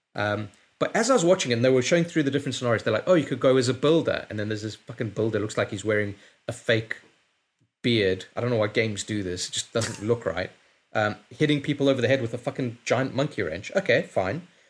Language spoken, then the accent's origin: English; London, United Kingdom; I'm from London